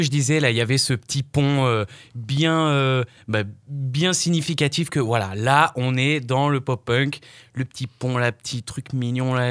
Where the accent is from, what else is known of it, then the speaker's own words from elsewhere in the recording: France; On est français, nous